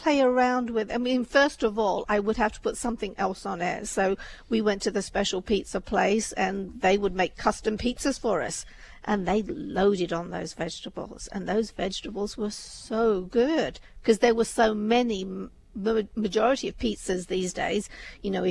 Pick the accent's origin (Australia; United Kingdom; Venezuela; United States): United Kingdom; I'm a British Indian